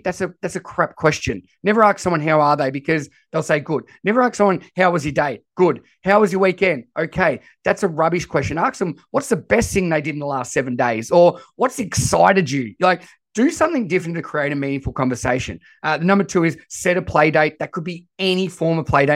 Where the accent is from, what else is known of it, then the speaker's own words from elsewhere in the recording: Australia; accent: Australian; I am as Aussie as it comes with my voice